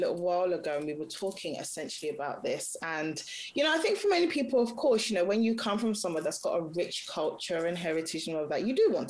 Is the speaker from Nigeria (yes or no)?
yes; Nigeria; You know, again, like in our instance, I'm Nigerian, my husband's from Ghana, and we had it all planned out.